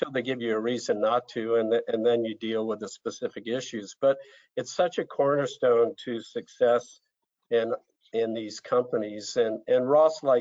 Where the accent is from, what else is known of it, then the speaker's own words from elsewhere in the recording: Brazil; as a sort of 12, 13 year old growing up in Brazil and, and kind of seeing a, a different culture and, and living around favelas